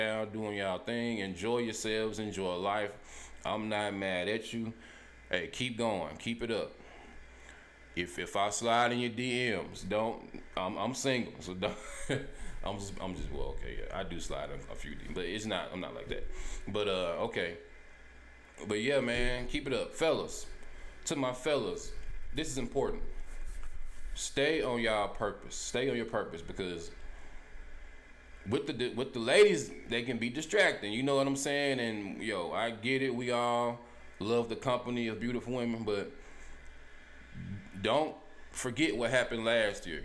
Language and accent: English; Helena, United States; moved away; I'm from Helena